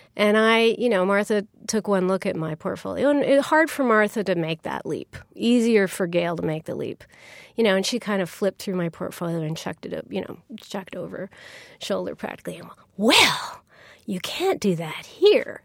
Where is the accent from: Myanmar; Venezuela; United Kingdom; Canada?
Canada; I'm, I'm Canadian